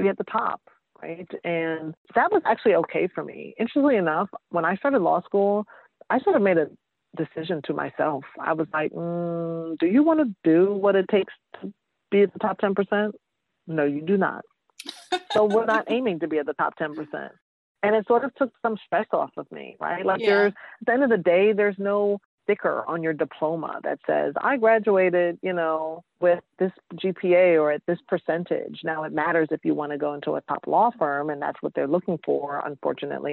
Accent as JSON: {"language": "English", "town": "New York City", "region": "New York", "country": "United States", "also_born_or_lived": "Georgia / Massachusetts / Washington, D.C.", "moved": "yes", "said": "I'm originally from New York, East Elmhurst"}